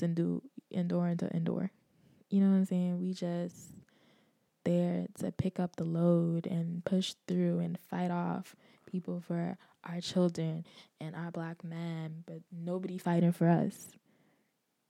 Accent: Bahamas; where I grew up in the Bahamas

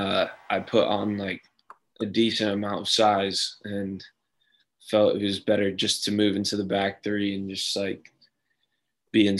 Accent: Connecticut, United States; moved away; I'm from Connecticut originally

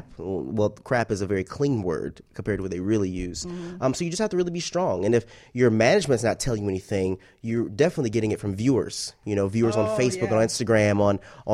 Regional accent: Atlanta, Georgia, United States; moved away as an adult; also born or lived in Fayetteville, Georgia / Montgomery, Alabama; now in Miami, United States; I'm from Atlanta

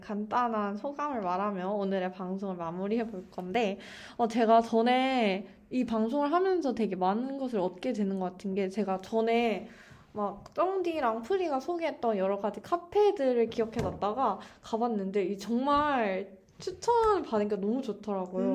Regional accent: Daejeon, South Korea; moved away as an adult; also born or lived in Songdo, Incheon; now in Incheon, South Korea; 제가 본가가 대전인데

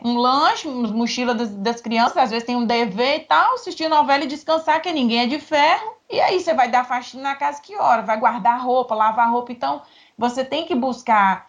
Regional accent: Nanuque, Minas Gerais, Brazil; now in Espírito Santo, Brazil; eu sou de Nanu, que é Minas divisa com a Bahia

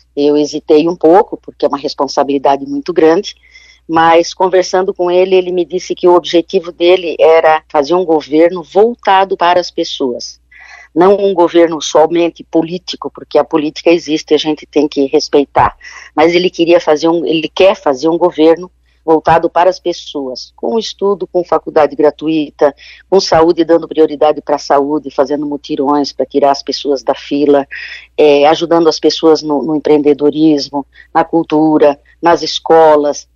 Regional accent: Joinville, Santa Catarina, Brazil; now in Florianópolis, Brazil; eu sou de Joinville, aqui da região norte

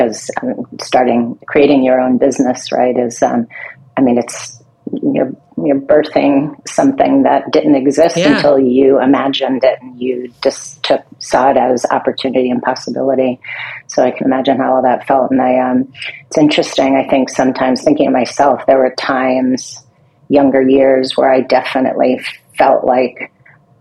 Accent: Long Island, New York, United States; accent: Long Island; I grew up in Long Island, New York

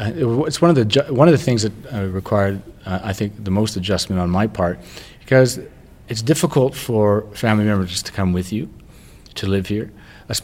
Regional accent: Canada; moved away; I'm from Canada

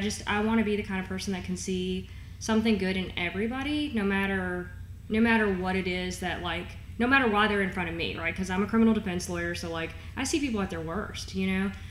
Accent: Owensboro, Kentucky, United States; moved away as an adult; also born or lived in Florida; now in Northern Kentucky, United States; I was born in Florida, um, moved to Kentucky when I was like four or five. Um, but spent my whole life in Western Kentucky in Owensboro

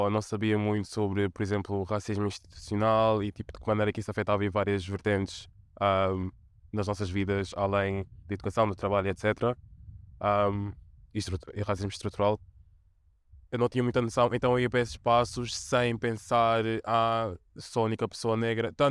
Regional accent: Portugal; muito desafiante, porque obviamente um, estou inserida em duas comunidades marginalizadas e obviamente de um lado sofro racismo etc e do outro sofro de homofobia etc também um, e também ao que em Portugal não havia muita representatividade

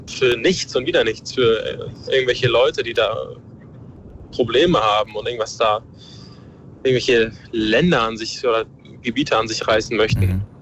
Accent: Ukraine; Ich bin selber Ukrainer, ich habe Familie vor Ort

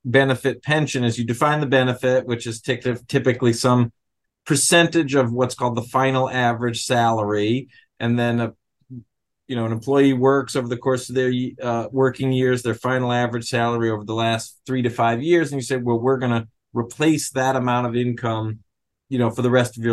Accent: New York City, New York, United States; I'm from New York City

